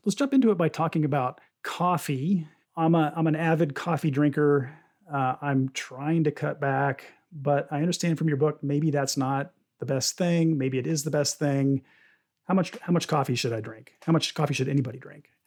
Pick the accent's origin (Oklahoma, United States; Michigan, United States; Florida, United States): Oklahoma, United States; I, I grew up in Oklahoma, uh, in a town that was detached from Oklahoma City at the time